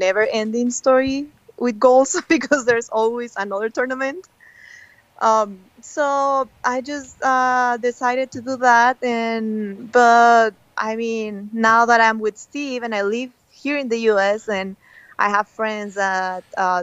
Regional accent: Mexico; I'm from Mexico

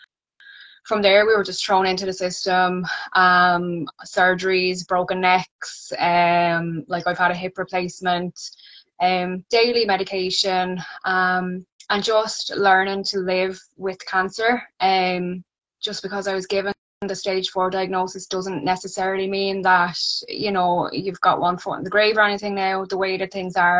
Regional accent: Wexford, Leinster, Ireland; I'm from Wexford.

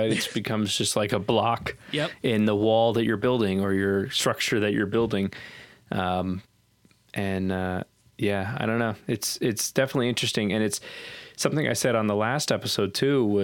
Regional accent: Southern United States, United States; uh, growing up in the Bible Belt

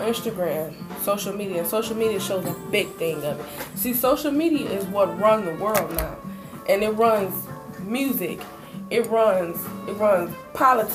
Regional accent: Cleveland, Ohio, United States; I am from Cleveland, Ohio.

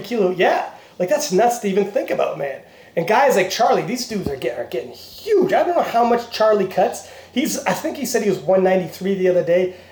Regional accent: Canada; we're Canadian

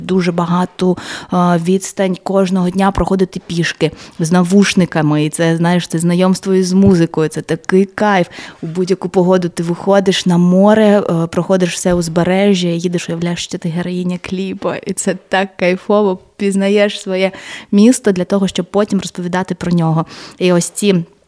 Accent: Mariupol, Donetsk Oblast, Ukraine; я народилась, народилася і вирісла в Маріуполі.

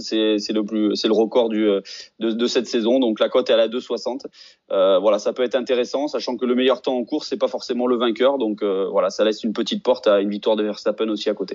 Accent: Auvergne-Rhône-Alpes, France; je suis auvergnat

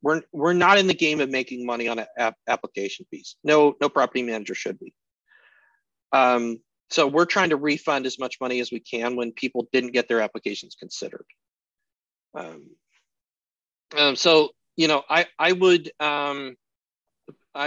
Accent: Colorado, United States; now in Alaska, United States; I grew up in Colorado, so I was used to snow

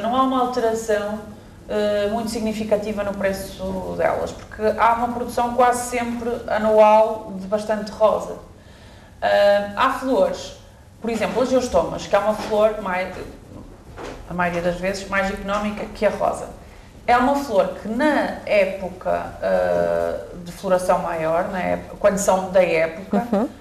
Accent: Northern Zone, Norte, Portugal; sou de, da Zona Norte

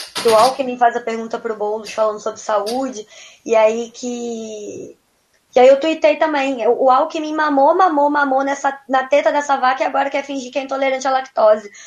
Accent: Rio de Janeiro, Brazil; Eu sou do Rio de Janeiro

